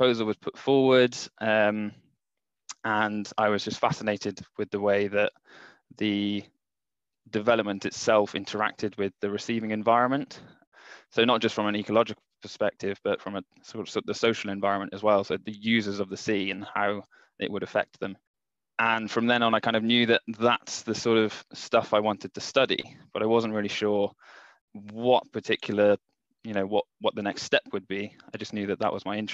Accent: Mid Wales, United Kingdom; also born or lived in Swansea; I grew up in Mid Wales

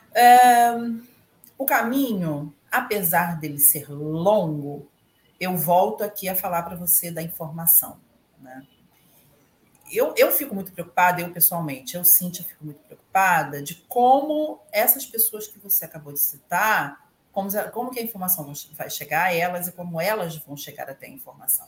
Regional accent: Niterói, Rio de Janeiro, Brazil; now in Rio de Janeiro, Brazil; sou de Niterói também, mas atualmente eu moro aqui na cidade do Rio.

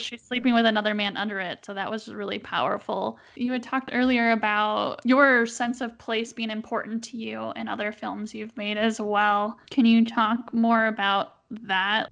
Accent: Milwaukee, Wisconsin, United States; moved away as an adult; now in Utah, United States; I grew up in Milwaukee

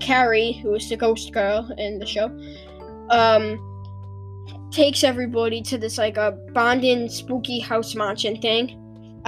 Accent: England, United Kingdom; I'm British, so I call it exorcism. That's what we call it in British. Here in England

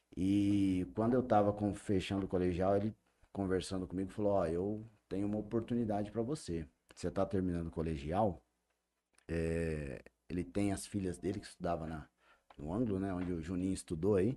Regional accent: Jales, São Paulo, Brazil; Nasci em São Paulo, vim para Jales com dois anos de idade, então tenho 41 anos de Jales

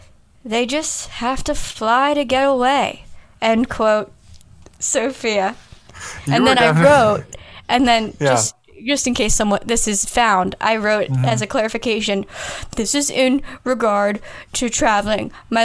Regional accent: United Kingdom; I'm British.

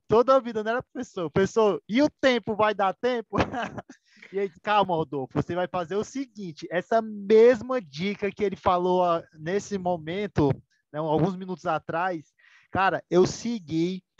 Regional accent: Ceará, Brazil; sou aqui do estado do Ceará

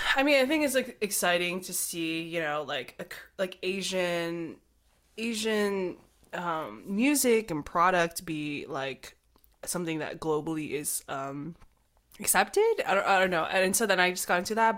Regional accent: United States; we're not Korean, we're Chinese American

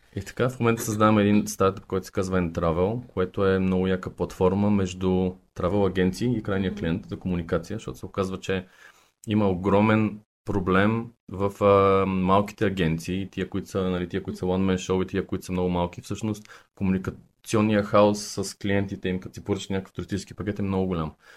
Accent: Sofia, Sofia City, Bulgaria; born or raised there; also born or lived in Targovishte

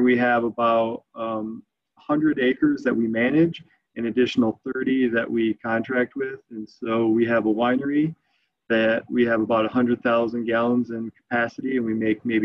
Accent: Flint, Michigan, United States; also born or lived in East Lansing, Michigan; now in Traverse City, United States; I grew up in Flint

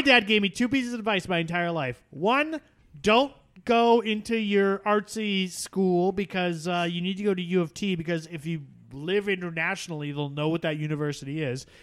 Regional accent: Canada; I am Canadian

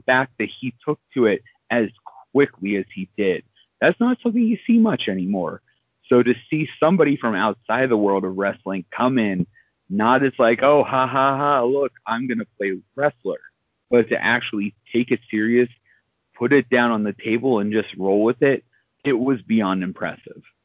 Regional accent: Pittsburgh, Pennsylvania, United States; my hometown of Pittsburgh

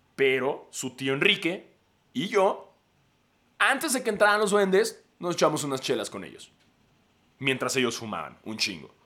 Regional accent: Mexico

